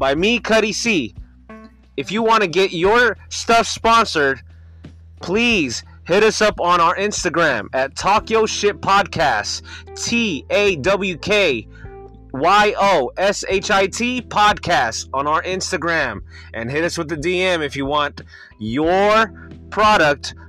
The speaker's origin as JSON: {"language": "English", "region": "West Coast", "country": "United States", "also_born_or_lived": "Bay Area, Northern California", "said": "I'm from the West Coast"}